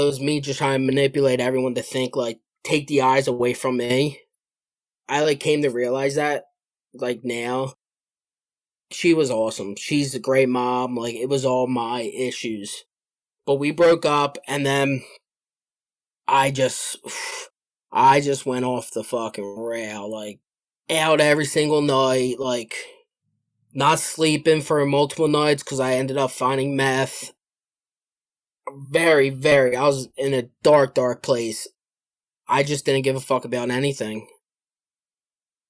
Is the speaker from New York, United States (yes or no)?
no; Philadelphia, Pennsylvania, United States; I'm from Philadelphia, and I'm a co-host of another recovery podcast